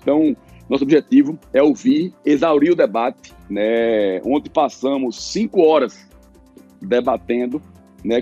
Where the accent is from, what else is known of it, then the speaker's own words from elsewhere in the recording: Pernambuco, Brazil; eu sou pernambucano, muito orgulho nordestino